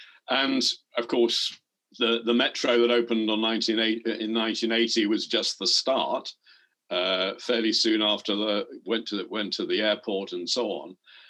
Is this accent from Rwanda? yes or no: no; London, United Kingdom; moved away; I was brought up in London and was a regular user and then worked for the London Underground.